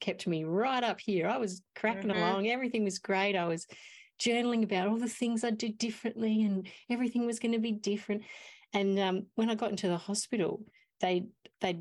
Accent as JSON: {"language": "English", "town": "Mount Gambier", "region": "South Australia", "country": "Australia", "said": "I'm from Mount Gambier. We're a small town"}